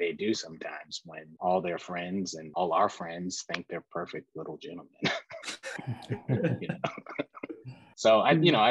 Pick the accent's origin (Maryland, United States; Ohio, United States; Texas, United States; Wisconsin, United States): Texas, United States; Houston; Texas. We grew up in Houston, so, Texas.